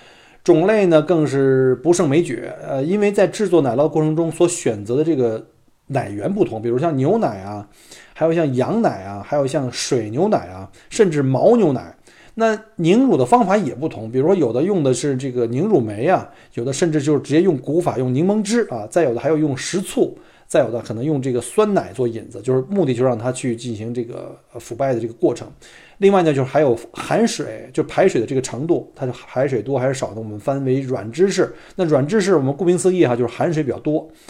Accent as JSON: {"language": "Chinese", "region": "Beijing", "country": "China", "tie": "born or raised there", "said": "我呢，就一土生土长的北京人啊，当然可能北京人听我的口音并不北京了，因为从小生产生长在这个燕山石化。"}